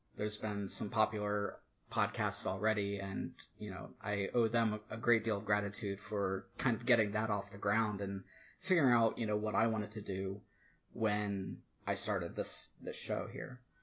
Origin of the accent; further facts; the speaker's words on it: Virginia, United States; moved away as an adult; also born or lived in Maryland; I moved back to my home state of Virginia just over a year ago